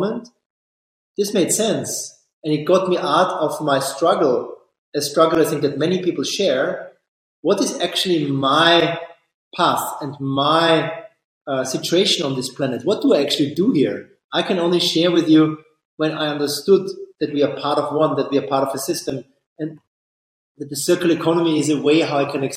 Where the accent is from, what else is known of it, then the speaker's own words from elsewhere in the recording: Austria; I'm from Austria